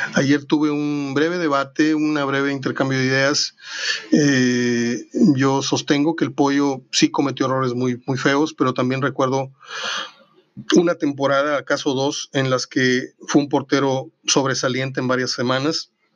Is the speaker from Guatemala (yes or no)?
no; Mexico